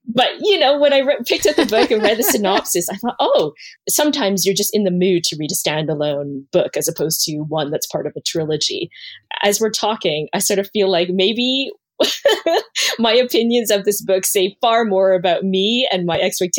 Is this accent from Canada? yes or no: yes; Canada; because I'm Chinese Canadian. And growing up, I never saw love interests who were Asian.